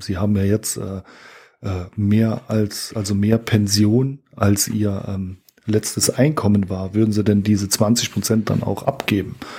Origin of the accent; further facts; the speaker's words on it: Germany; wir als Deutsche